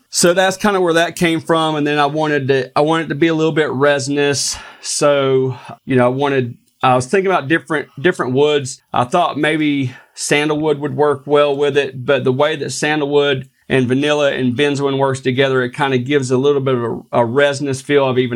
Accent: North Carolina, United States; something from North Carolina, my hometown

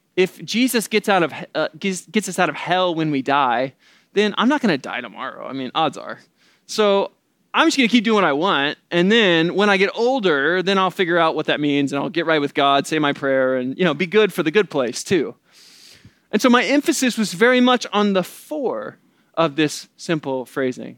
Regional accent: the Bible Belt, the South, United States; moved away; I grew up in the Bible Belt

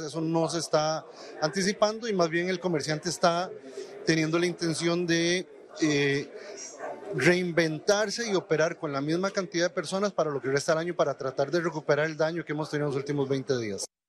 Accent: Panama; como panameños

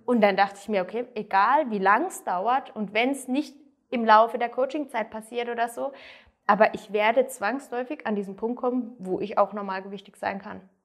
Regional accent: near Freiburg, Baden-Württemberg, Germany; ich komme aus der Nähe von Freiburg, also ganz andere Richtung in Deutschland

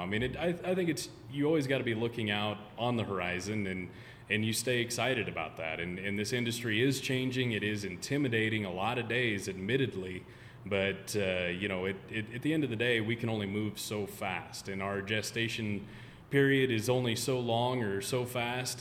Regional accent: Nebraska, United States; growing up in Nebraska

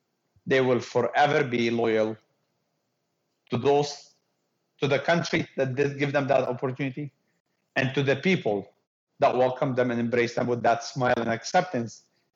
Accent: Canada; also born or lived in Lebanon / Italy; I'm a Canadian Muslim, I'm proud. I am who I am because of what I learned in Lebanon, what I studied in Italy, and the experience I have in Canada.

